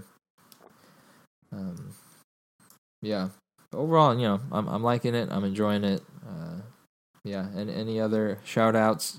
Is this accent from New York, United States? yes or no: no; Texas, United States; But, you know, me and my friends, we're from Texas, and we're like, you know, we already got Tex-Mex and, like, Mexican food.